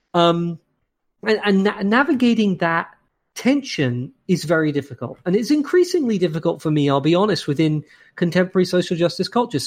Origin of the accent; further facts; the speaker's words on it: London, United Kingdom; moved away as an adult; also born or lived in Cambridge, England / Cambridge, Massachusetts, United States; now in Saint Louis, United States; I'm from London in England, and I lived in Cambridge in England